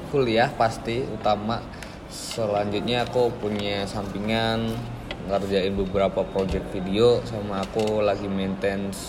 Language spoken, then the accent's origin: Indonesian; Magelang, Central Java, Indonesia; born or raised there